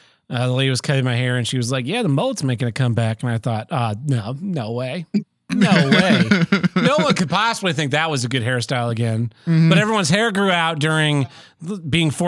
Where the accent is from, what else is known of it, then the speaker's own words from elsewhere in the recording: Oklahoma, United States; I'm not from Oklahoma anymore